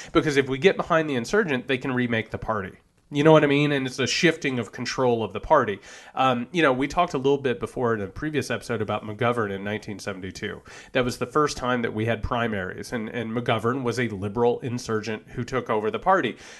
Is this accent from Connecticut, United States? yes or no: no; Greene County, Indiana, United States; I'm from Greene County, Indiana.